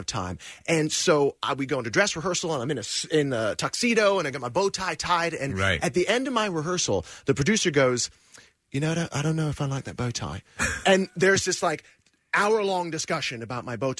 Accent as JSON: {"language": "English", "region": "Georgia", "country": "United States", "tie": "born or raised there", "said": "I was born in Georgia"}